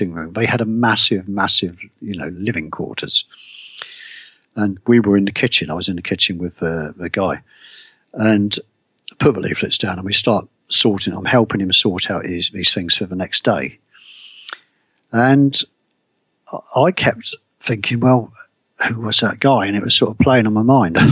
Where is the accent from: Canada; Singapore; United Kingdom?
United Kingdom; me as a Brit